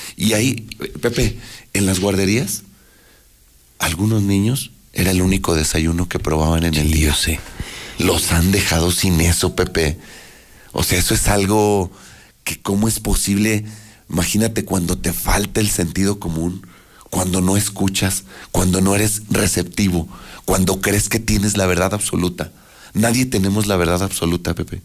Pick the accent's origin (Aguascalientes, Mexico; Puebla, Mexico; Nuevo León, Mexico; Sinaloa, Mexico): Aguascalientes, Mexico; yo vivo en Aguascalientes, nací en Aguascalientes, crecí en Aguascalientes y no me voy a ir de Aguascalientes.